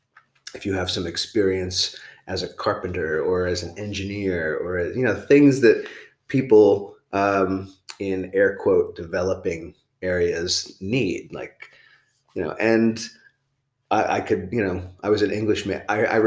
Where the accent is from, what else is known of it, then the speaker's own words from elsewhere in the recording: New Jersey, United States; moved away as an adult; also born or lived in Brooklyn, New York / Thailand; I was born in Brooklyn, but I grew up in Jersey.